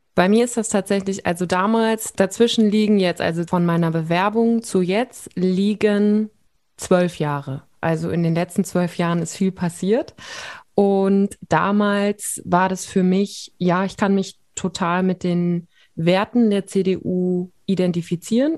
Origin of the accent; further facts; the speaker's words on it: Siegen, North Rhine-Westphalia, Germany; also born or lived in Bonn; Ich komme ja aus Siegen und habe dann in Bonn studiert